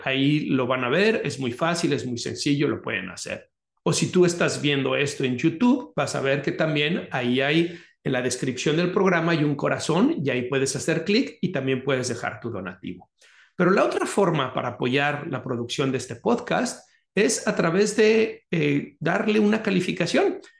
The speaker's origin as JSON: {"language": "Spanish", "town": "Guadalajara", "region": "Jalisco", "country": "Mexico", "tie": "born or raised there", "moved": "yes", "said": "mi ciudad natal, que es Guadalajara"}